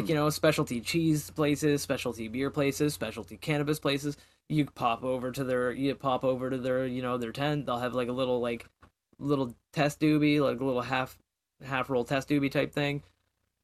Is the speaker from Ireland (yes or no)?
no; Canada; I'm Canadian